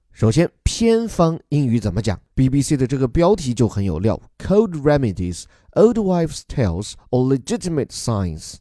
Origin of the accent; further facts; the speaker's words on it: China; 我们中国人